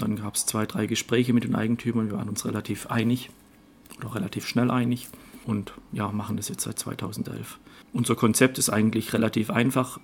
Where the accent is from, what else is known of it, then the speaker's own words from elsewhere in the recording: Göppingen, Baden-Württemberg, Germany; also born or lived in Waldenbuch; ich bin gebürtig in Göppingen und meine Frau kommt aus Oberschwaben, aus Ravensburg